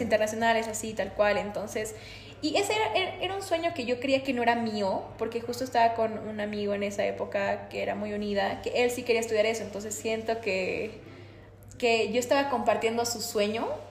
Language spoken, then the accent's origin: Spanish; Bolivia; Acá los emprendedores bolivianos